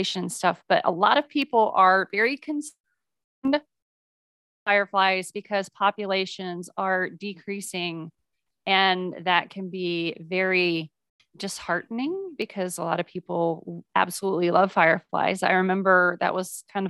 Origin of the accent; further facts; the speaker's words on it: Midwest, United States; I grew up in the Midwest